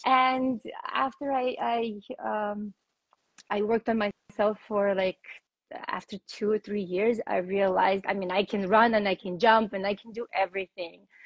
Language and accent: English; Russia; I was born in Russia, and um, that's where I started training for rhythmic gymnastics